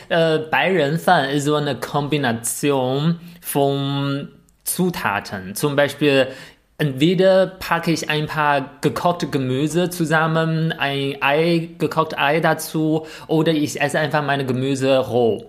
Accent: northern China, China; German is a second language; moved away; Zunbi ist eigentlich auch so ein Wort, was wir in Nordchina generell nutzen.

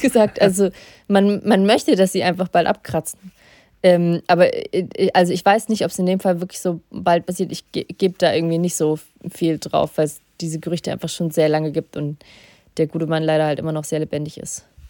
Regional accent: Russia; ich bin in Russland geboren und ich kenne die russische Mentalität

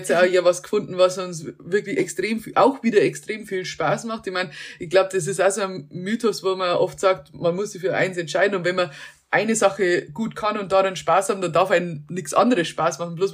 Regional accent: Germany; moved away as an adult; also born or lived in Munich; der Plan B war noch nicht einmal zurückgehen nach Deutschland

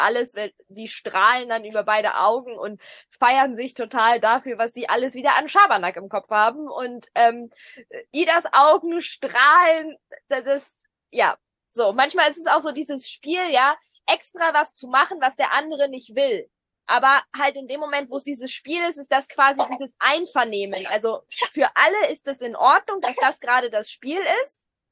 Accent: Germany; bei uns in Deutschland

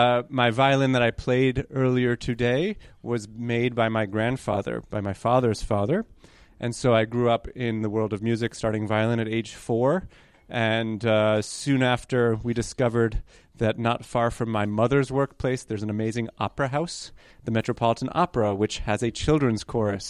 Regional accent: New York, United States; first language Hebrew and Polish; English is a second language; I was born in New York. My sister was born in New York. So grew up in the city or right next to it, and English wasn't even our first language

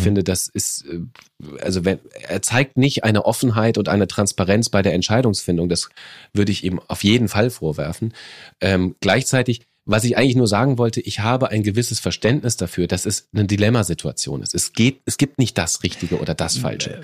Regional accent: Germany; bei uns in Deutschland

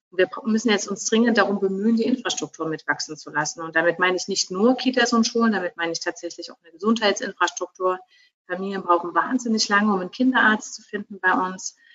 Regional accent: Dresden, Saxony, Germany; now in Berlin, Germany; Und ich habe tatsächlich als Dresdnerin in der Utopie gelebt

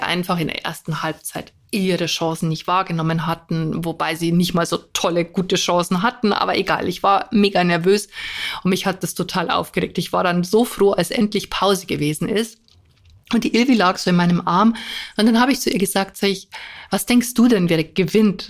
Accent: near Munich, Bavaria, Germany; ich komme ja auch aus Bayern, in der Nähe von München

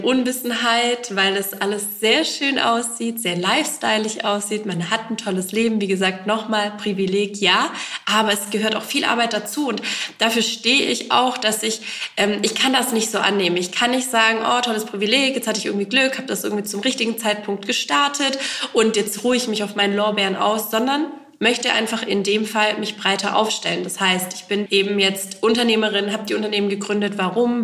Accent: Eislingen, Baden-Württemberg, Germany; in Eisling, also in der Heimatstadt des Labels sozusagen, auch in meiner Heimatstadt

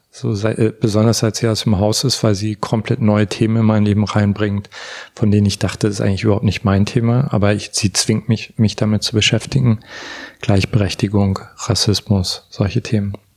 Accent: Görlitz, Saxony, Germany; moved away; also born or lived in Berlin; auf eine Familienfeier gehe in Görlitz, da wo ich herkomme

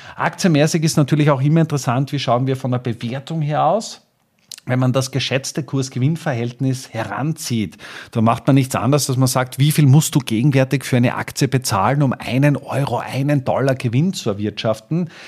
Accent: Austria; als Österreicher

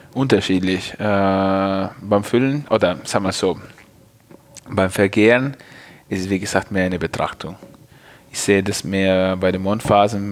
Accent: Piacenza, Emilia-Romagna, Italy; German is a second language; moved away as an adult; also born or lived in Geisenheim, Germany; now in Germany; da, wo ich herkomme, in Piacenza

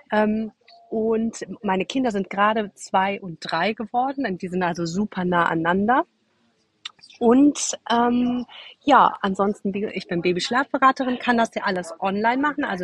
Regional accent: Cologne, North Rhine-Westphalia, Germany; Nee, und ursprünglich komme ich aus Köln

